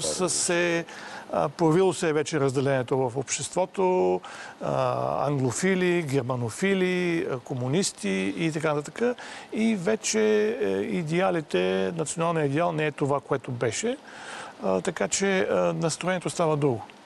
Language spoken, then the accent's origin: Bulgarian; Bulgaria; за нас, като българи, български читатели